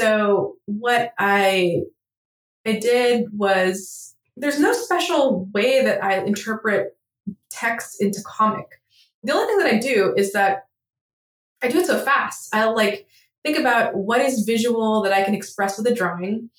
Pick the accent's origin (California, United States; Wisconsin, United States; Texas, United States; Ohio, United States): California, United States; Southern; also born or lived in Egypt; now in Nashville, United States; I grew up around in Southern California